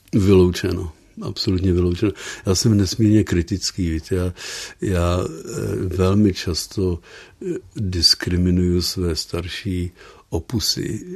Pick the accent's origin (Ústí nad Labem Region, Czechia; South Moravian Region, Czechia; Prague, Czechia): Prague, Czechia; moved away as an adult; now in Netherlands; já jsem z Prahy původně, ale vlastně už 50 let nemluvím česky